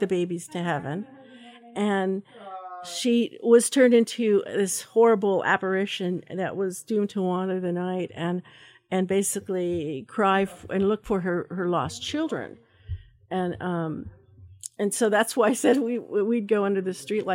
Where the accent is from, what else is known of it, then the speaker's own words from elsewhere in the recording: Pueblo, Colorado, United States; now in Idaho, United States; I was born actually in Pueblo, Colorado, and we've been here for a long, long time